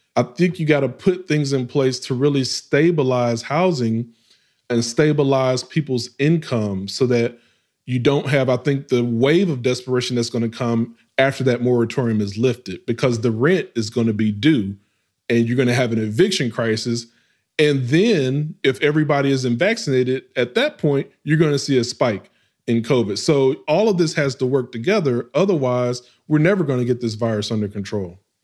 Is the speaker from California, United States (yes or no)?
no; West Memphis, Arkansas, United States; moved away; also born or lived in Baltimore / Atlanta, Georgia / Houston, Texas; my hometown, West Memphis, Arkansas, is this small, it's like 30,000 folks